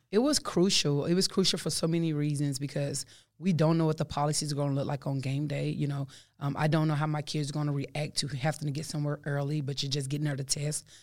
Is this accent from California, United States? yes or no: no; Texas, United States; I'm from Texas